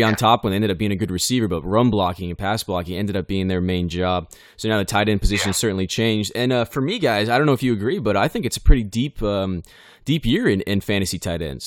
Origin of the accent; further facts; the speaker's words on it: Bakersfield, California, United States; I grew up in Bakersfield, California